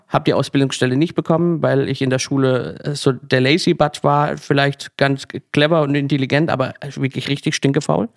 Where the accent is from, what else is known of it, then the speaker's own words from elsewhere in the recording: Kappelrodeck, Baden-Württemberg, Germany; moved away as an adult; now in Berlin, Germany; richtig klassisch im Schwarzwald, sogar in meinem Heimatdorf ähm, Kappelrodeck